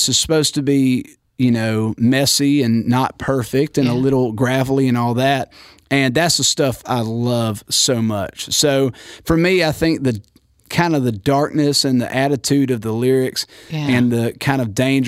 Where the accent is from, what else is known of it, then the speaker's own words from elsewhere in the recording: Warner Robins, Georgia, United States; I was born and raised in Warner Robins, Georgia